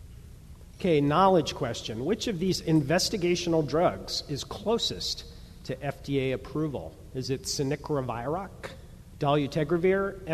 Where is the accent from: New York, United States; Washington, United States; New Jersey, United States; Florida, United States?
New York, United States; New York City; I'm a New Yorker